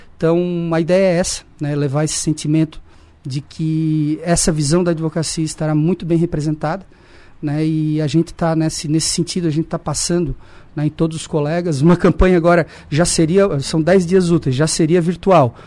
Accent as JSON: {"language": "Portuguese", "town": "Criciúma", "region": "Santa Catarina", "country": "Brazil", "tie": "born or raised there", "said": "Eu sou aqui de Criciúma, nasci ali no Hospital São João Batista."}